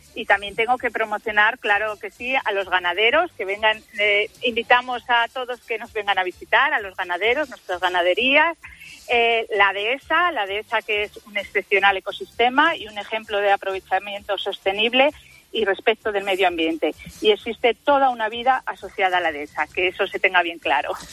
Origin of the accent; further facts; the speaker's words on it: Frades de la Sierra, Castile and León, Spain; voy a promocionar mi pueblo, que está desde la Sierra. En él nació el poeta Gabriel y Galán